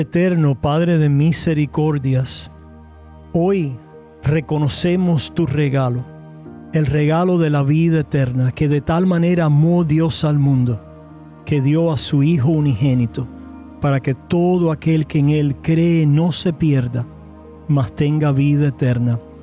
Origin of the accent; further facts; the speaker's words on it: Cuba; Yo soy cubano de nacimiento y de crianza